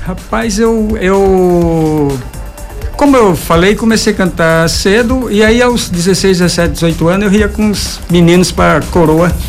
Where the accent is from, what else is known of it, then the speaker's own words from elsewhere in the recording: Bom Jesus da Lapa, Bahia, Brazil; also born or lived in Remanso, Bahia; sou lapense, né? Quer dizer, uhum. nasci em e vim criança